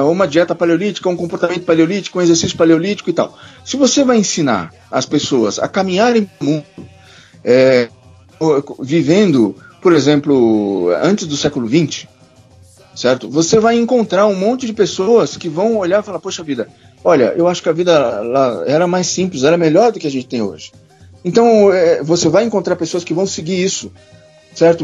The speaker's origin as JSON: {"language": "Portuguese", "region": "São Paulo", "country": "Brazil", "said": "eu sou paulista"}